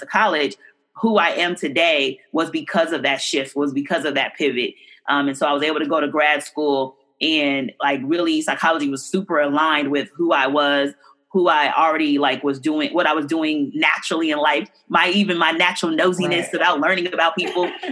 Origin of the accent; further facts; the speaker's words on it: Oakland, California, United States; I grew up in deep East Oakland